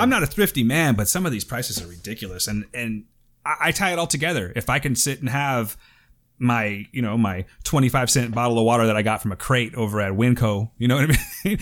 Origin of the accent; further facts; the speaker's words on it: Fresno, California, United States; we're from Fresno